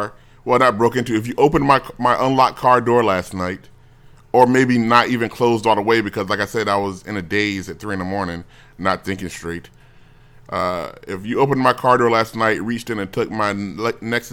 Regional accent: United States; As an American

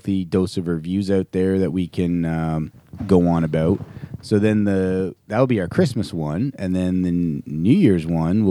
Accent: Canada; we are all from Canada. So we get snow 5 months out of our 12-month

